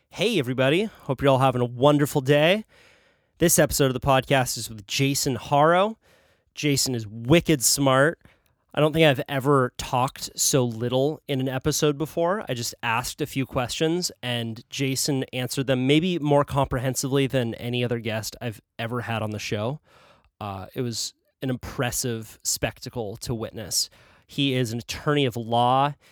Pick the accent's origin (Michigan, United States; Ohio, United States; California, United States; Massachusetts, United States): California, United States; Santa Cruz; based out of Santa Cruz, California, my hometown.